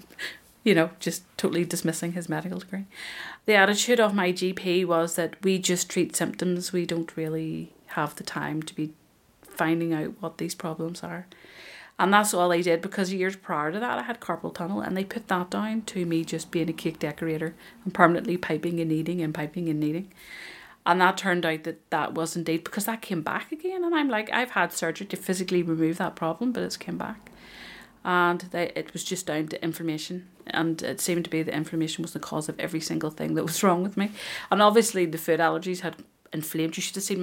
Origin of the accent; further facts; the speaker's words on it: Ireland; I'm Irish